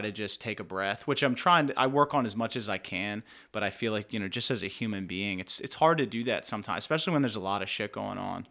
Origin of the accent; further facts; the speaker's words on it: Lebanon, Pennsylvania, United States; I'm from Lebanon.